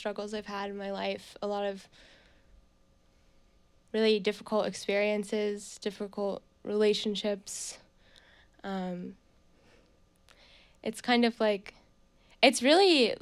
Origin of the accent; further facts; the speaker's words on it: Bucks County, Pennsylvania, United States; also born or lived in New York; now in Burlington, United States; I'm from Bucks County, Pennsylvania